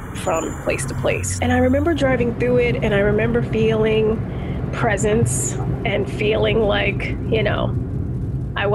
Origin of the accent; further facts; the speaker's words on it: Baltimore, Maryland, United States; growing up in Baltimore in the Black community